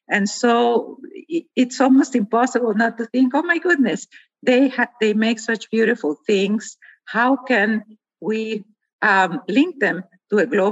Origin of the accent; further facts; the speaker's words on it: Guatemala; I grew up in Guatemala, a country where half of the population is indigenous.